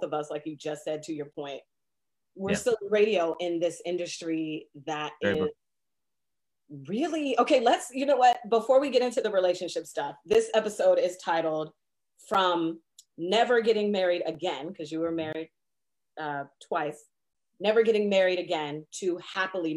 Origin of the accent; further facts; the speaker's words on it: Seattle, Washington, United States; moved away as an adult; also born or lived in Indianapolis; now in Tri-Cities, United States; growing up in Seattle